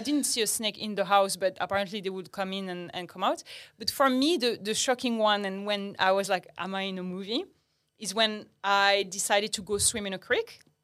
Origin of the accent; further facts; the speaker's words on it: Agadir, Souss-Massa, Morocco; English is a second language; moved away as an adult; also born or lived in France; now in Australia; I grew up in Morocco